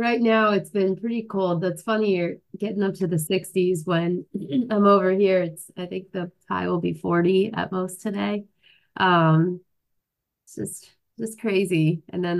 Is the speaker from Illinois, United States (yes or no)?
no; East Coast, New York, United States; moved away; also born or lived in Maryland; especially growing up on the East Coast. Like it's always cold. I'm used to it. Being in New York, it's more and more like it was always just freezing with snow.